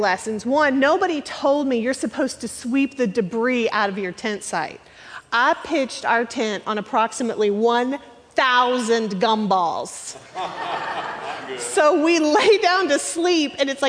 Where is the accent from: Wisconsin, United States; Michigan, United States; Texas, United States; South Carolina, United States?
Texas, United States; The Woodlands; I'm from the Woodlands.